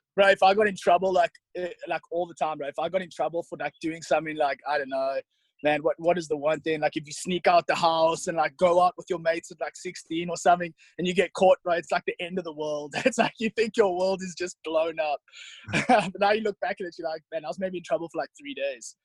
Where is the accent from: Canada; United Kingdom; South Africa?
South Africa; moved away as an adult; also born or lived in St. Charles, Missouri; now in United States; I loved growing up in South Africa